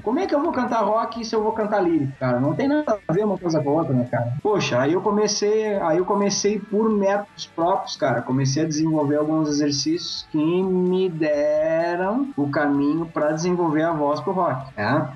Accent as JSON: {"language": "Portuguese", "town": "Pelotas", "region": "Rio Grande do Sul", "country": "Brazil", "tie": "born or raised there", "said": "na minha cidade que eu, que, eu, que eu nasci, em Pelotas, Rio Grande do Sul"}